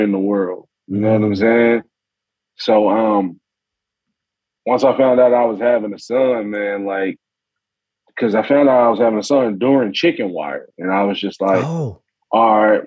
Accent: Memphis, Tennessee, United States; I'm from Memphis

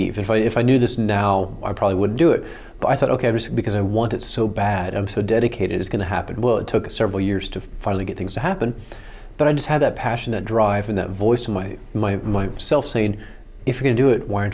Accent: Oklahoma, United States; I grew up in Oklahoma

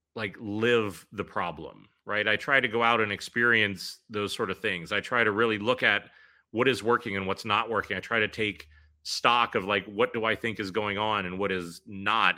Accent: Pittsburgh, Pennsylvania, United States; moved away as an adult; also born or lived in New York City; I left New York City after sixteen years there to move back home to my hometown of Pittsburgh

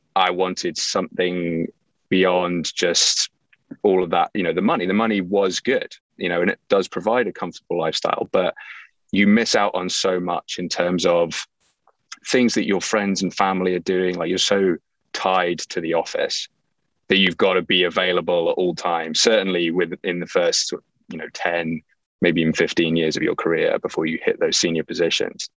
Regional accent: England, United Kingdom; moved away as an adult; also born or lived in Livingston, New Jersey / Winter Park, Florida / Rochester, New York / New York City; I was actually born in Livingston, New Jersey, which, you know, people tend not to get from my accent. And uh, my parents were expats. So they moved back to England when I was two, and I grew up there, did all of my schooling there

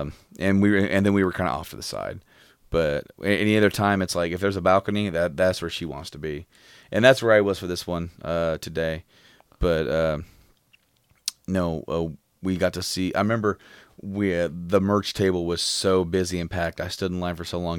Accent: Frankfort, Indiana, United States; we were from, like, uh, just north of Indy in Frankfurt

